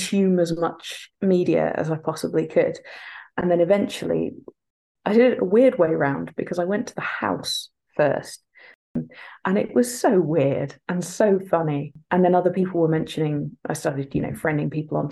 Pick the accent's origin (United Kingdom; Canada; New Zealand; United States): United Kingdom; England; now in Scotland; I'm from England. I've moved to Scotland and they have grudgingly accepted me.